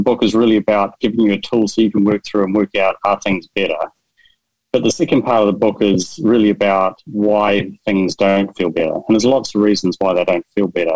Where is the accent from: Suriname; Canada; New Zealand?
New Zealand; I'm from New Zealand